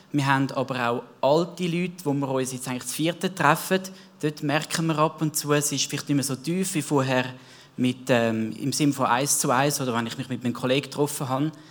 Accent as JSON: {"language": "German", "region": "Zurich", "country": "Switzerland", "tie": "born or raised there", "said": "Ich bin selber im Zürich Wieland aufgewachsen."}